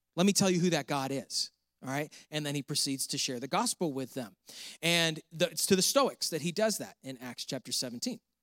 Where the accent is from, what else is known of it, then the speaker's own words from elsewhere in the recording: Canandaigua, New York, United States; moved away as an adult; also born or lived in Pittsburgh, Pennsylvania / the South (US); the Seneca Nation started in my hometown, Canandaigua, New York